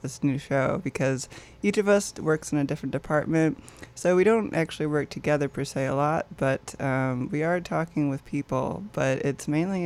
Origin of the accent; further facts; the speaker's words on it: Michigan, United States; moved away as an adult; now in Wisconsin, United States; I'm actually from Michigan originally, and I did move to Wisconsin to do school.